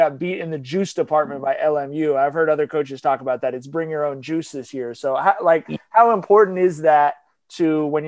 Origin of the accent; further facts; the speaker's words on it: Long Beach, California, United States; growing up in Long Beach